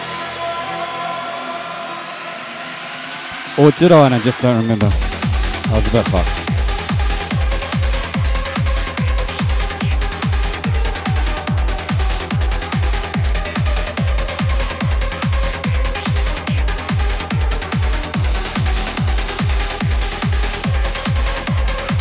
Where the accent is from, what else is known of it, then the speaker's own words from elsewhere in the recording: New Zealand; I'm from New Zealand